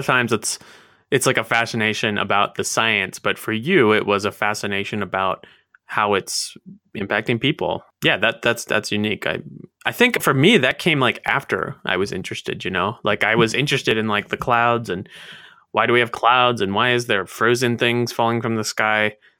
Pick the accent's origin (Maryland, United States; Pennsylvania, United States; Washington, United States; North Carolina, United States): Maryland, United States; I grew up in Maryland, and we didn't get, you know, we didn't live in the mountains or whatever